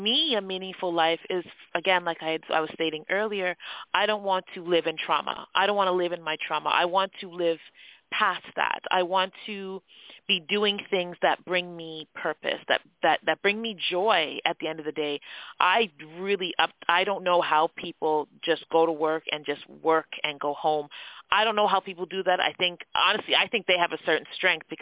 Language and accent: English; Toronto, Ontario, Canada; accent: Canadian; I was born in Scarborough, Ontario. So Scarborough is it's a borough in Toronto, which is now its own city. Born and raised, cultural background is Jamaican.